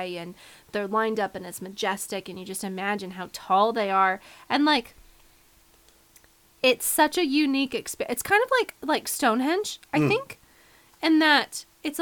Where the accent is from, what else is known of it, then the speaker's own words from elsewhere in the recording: United States; I'm an American, I'm a Westerner